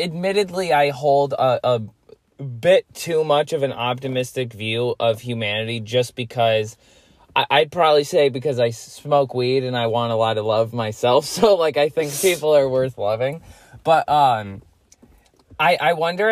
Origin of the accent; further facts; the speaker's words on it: United States; also born or lived in Lee, New York; we're American.